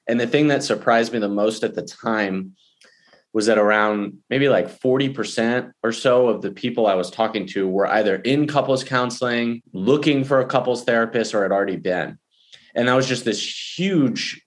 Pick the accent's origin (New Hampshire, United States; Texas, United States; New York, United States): Texas, United States; Houston; I grew up in Houston and I live there now with my wife and daughter and dog